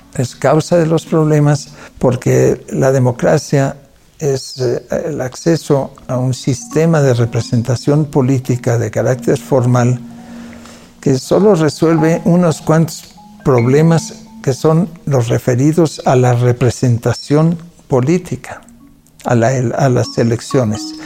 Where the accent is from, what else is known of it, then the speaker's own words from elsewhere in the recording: Mexico; first language Catalan; Spanish is a second language; soy hijo de padres catalanes que huyeron del franquismo, se exiliaron en México y mi lengua materna no es el español, es el catalán.